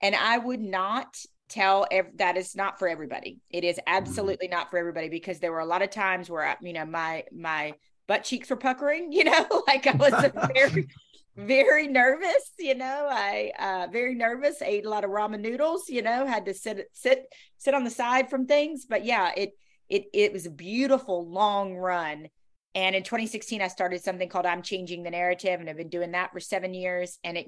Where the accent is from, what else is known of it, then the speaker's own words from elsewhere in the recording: the South, United States; accent: Southern; I remember I was told that I was too Southern. My accent was too Southern, and that it was a detriment to me.